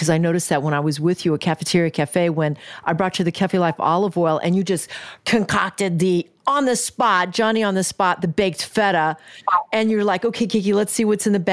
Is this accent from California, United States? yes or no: no; Kansas City, Missouri, United States; moved away; I am from Kansas City, Missouri, and I come back often.